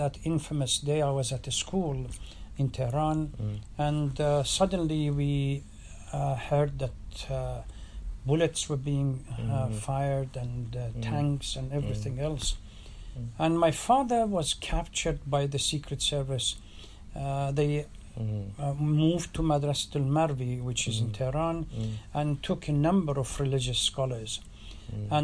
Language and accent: English; Iraq; moved away as an adult; also born or lived in London, United Kingdom / Denver, United States; now in Dearborn, United States; I was born in Iraq too